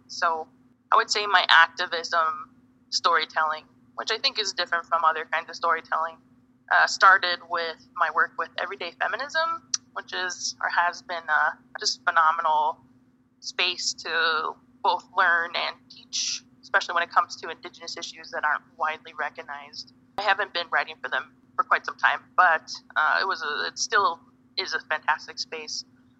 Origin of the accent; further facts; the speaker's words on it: Cheyenne River, South Dakota, United States; now in Phoenix, United States; I'm from Cheyenne River. I'm an enrolled citizen of the Cheyenne River Sioux Tribe. That's in South Dakota. So I'm mini Konju Lakota.